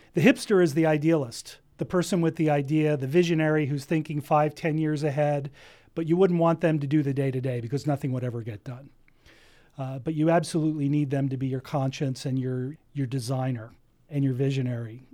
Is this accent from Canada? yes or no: no; New Jersey, United States; now in Ventura County, United States; I grew up in New Jersey